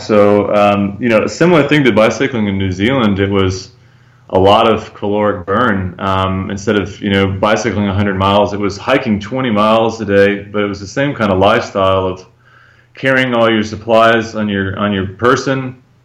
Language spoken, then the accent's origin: English; Georgia, United States; moved away as an adult; also born or lived in Thailand; now in Guatemala; I'm from Georgia